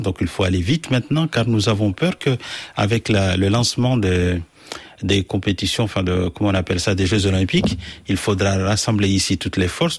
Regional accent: Mayotte; je suis français parce que es né à Mayotte de trois générations

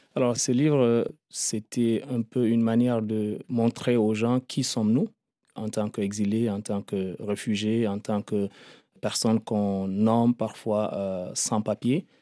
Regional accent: Lac, Chad; moved away as an adult; also born or lived in Darfur / Libya; now in Paris, France; je me considère quand même un peu tchadien parce que j'ai fait des études là et après, j'ai eu mon enfance là, ma jeunesse.

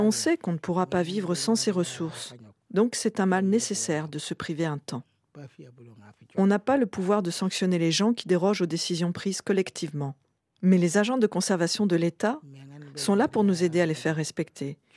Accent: Gambia; moved away as an adult; also born or lived in Boun; Je suis une fille de Boun. Je suis née en Gambie et je suis venue dans ce village pour me marier

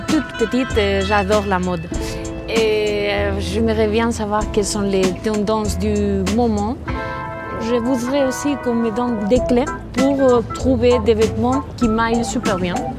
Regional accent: Bilbao, Basque Country, Spain; French is a second language; j'ai 32 ans, je viens de Bilbao

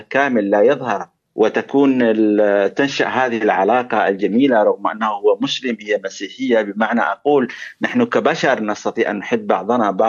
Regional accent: Yemen; moved away; وانا كيمني صحيح ان اخر مره زرت اليمن كان 2009 ولكن اليمن حاضر في ذهني واليمن يعني اعيش اليمن

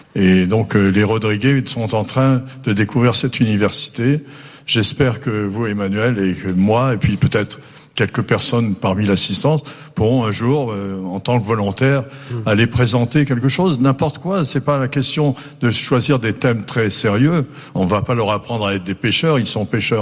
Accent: Nice, Provence-Alpes-Côte d'Azur, France; born or raised there; also born or lived in Brittany / Mauritius

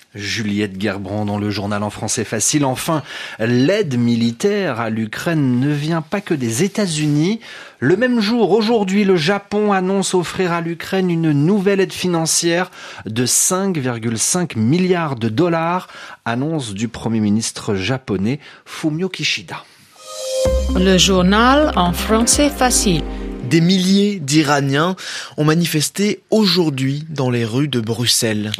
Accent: Iran; moved away; mon pays, l'Iran

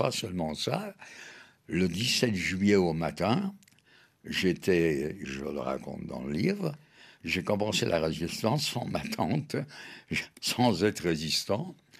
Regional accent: Paris, Île-de-France, France; elle a accouché à Paris à l'hôpital Rothschild. Donc je suis français de naissance, parisien

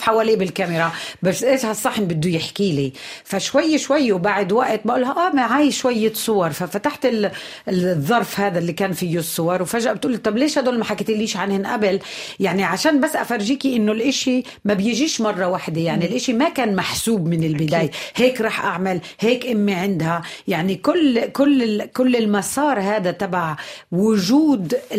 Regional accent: Palestine; عندنا بفلسطين

